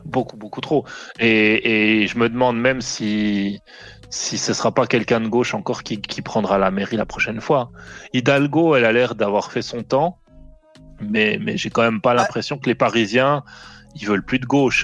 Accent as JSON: {"language": "French", "country": "Switzerland", "tie": "born or raised there", "said": "je suis né en Suisse, donc déjà, euh, tu vois. Mais, mais j'ai quand même un attachement à la France, tu vois. Mais par contre, à choisir, euh, mon pays, c'est la Suisse. J'y suis né, j'y ai vécu toute ma vie"}